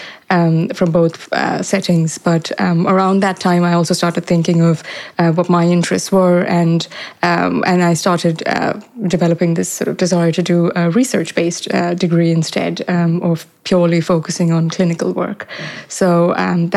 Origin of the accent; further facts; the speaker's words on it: Mumbai, Maharashtra, India; I was born and raised in Mumbai, and I did my high school there.